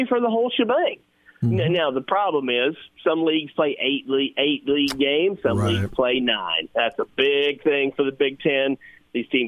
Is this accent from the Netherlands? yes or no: no; Arkansas, United States; I'm from Arkansas